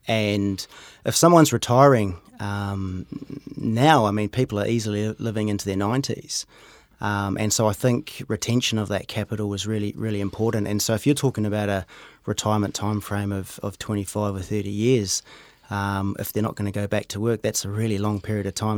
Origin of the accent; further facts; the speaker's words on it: Rotorua, Bay of Plenty, New Zealand; moved away as an adult; also born or lived in Hamilton / United Kingdom / Auckland; now in Cambridge, New Zealand; I grew up in Rotorua, uh, ended up doing some study in Hamilton.